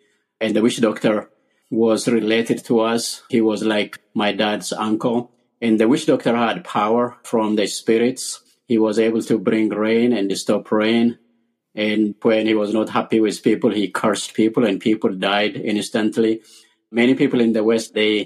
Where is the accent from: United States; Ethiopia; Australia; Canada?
Ethiopia; I was born and raised in Ethiopia.